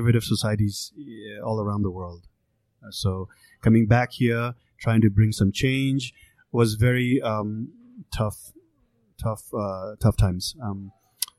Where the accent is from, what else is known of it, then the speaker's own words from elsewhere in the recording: Nepal; also born or lived in Kathmandu, Nepal; now in Los Angeles, United States; my family is from the mountains. We are not from the Hindu religion. We are Buddhist